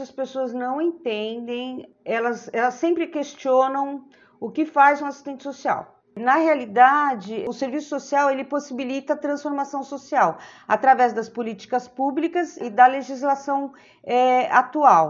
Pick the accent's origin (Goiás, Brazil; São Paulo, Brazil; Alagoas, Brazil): São Paulo, Brazil; tenho 64 anos e sou de São Paulo.